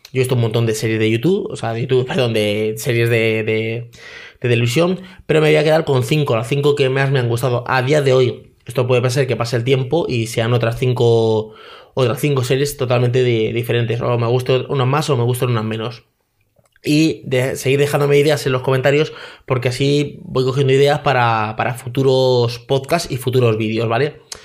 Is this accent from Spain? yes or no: yes; Madrid, Community of Madrid, Spain; de pequeño, vivía en Madrid, que íbamos al pueblo